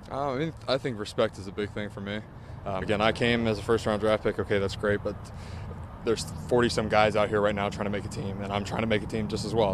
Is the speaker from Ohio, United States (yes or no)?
yes; Youngstown, Ohio, United States; moved away; I came from Youngstown, Ohio